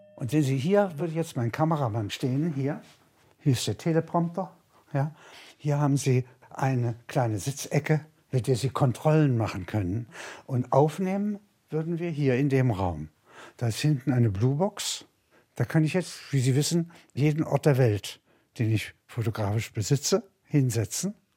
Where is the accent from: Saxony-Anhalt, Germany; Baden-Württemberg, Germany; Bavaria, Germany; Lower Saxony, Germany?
Saxony-Anhalt, Germany; Halberstadt; now in Munich, Germany; In Halberstadt, meiner Heimatstadt